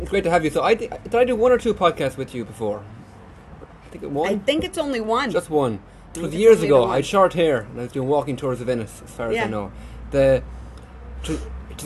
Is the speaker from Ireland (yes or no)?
yes; Ennis, Munster, Ireland; born or raised there